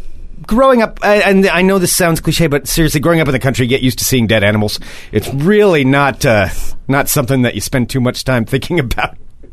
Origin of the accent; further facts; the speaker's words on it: Portland, Oregon, United States; You know, we're over here from Portland. We're over here in Lincoln City.